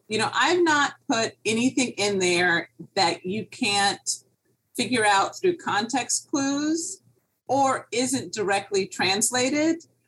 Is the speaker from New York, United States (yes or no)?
no; Miami Beach, Florida, United States; here in Miami. I grew up on Miami Beach